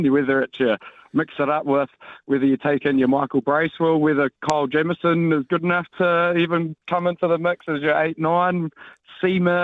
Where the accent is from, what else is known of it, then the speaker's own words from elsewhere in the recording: Hawke's Bay, New Zealand; I'm from the Hawke's Bay